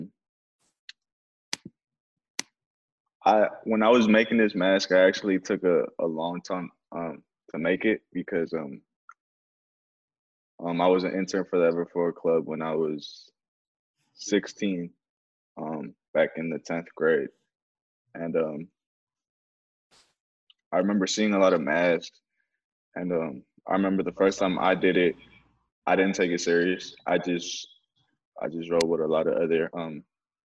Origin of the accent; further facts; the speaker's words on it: Oakland, California, United States; English is a second language; also born or lived in Mexico; I was born in Mexico when I was 8. I was brought over here, Oakland, California